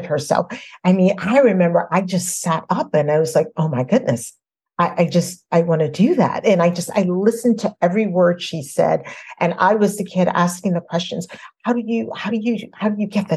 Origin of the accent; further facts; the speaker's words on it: New Orleans, Louisiana, United States; I was a little girl and growing up in New Orleans